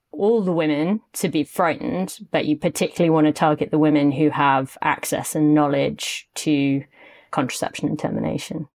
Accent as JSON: {"language": "English", "country": "United Kingdom", "said": "as a British person"}